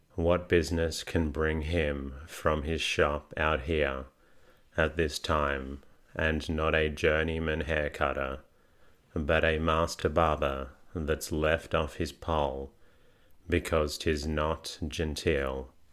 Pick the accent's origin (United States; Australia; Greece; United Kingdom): Australia; I am Australian, not British.